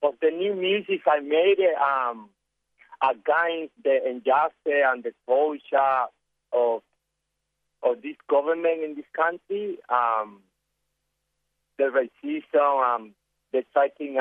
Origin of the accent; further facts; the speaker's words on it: Cuba; English is a second language; moved away as an adult; also born or lived in Sydney, Australia / Perth, Australia / Melbourne, Australia; now in Christmas Island, Australia; I am from Cuba